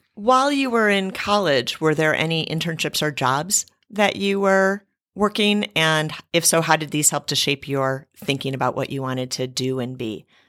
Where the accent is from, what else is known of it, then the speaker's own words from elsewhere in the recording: Cleveland, Ohio, United States; Cleveland 'cause it's my hometown.